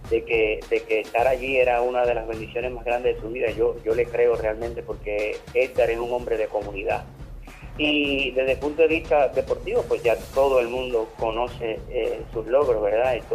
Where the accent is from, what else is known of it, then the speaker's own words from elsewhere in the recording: Puerto Rico; Bueno, para nosotros como puertorriqueños